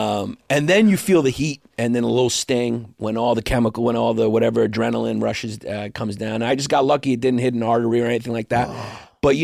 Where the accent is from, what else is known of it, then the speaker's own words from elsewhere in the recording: New York City, New York, United States; I grew up in Brooklyn, New York, Greek American.